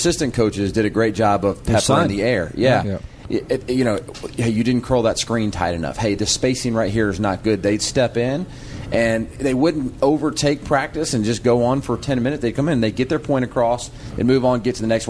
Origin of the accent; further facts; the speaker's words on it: Georgia, United States; I'm from Georgia